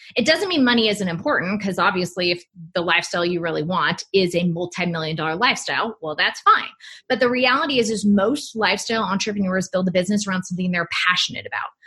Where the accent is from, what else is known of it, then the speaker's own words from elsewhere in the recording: United States; also born or lived in Hawaii; I grew up in California and Hawaii